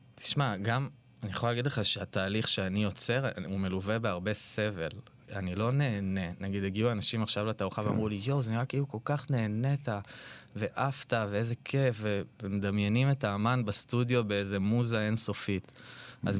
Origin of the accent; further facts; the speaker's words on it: Ra'anana, Central District, Israel; אני בא ממשפחה קונפורמיסטית מאוד מאוד ברעננה